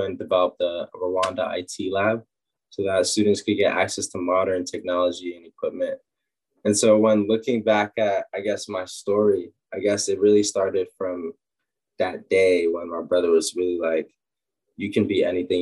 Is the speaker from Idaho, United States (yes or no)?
no; New York City, New York, United States; I grew up in Harlem, New York.